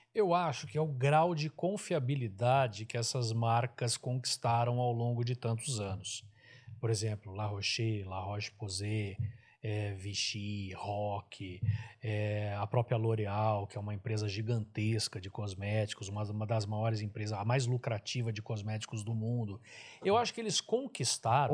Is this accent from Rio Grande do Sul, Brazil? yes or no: no; Araraquara, São Paulo, Brazil; eu sou de Araraquara, Araraquara não tem também, é uma cidade quente